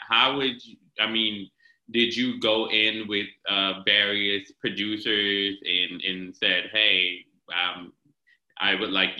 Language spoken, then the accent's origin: English; North New Jersey, United States; from where I come from North New Jersey